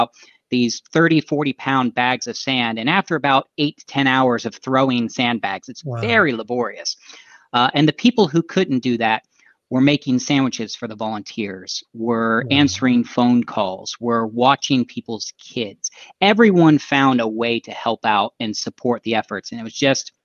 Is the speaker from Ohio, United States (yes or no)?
yes; Dayton, Ohio, United States; also born or lived in North Dakota; now in Cincinnati, United States; I actually managed to come back to my hometown of Dayton, Ohio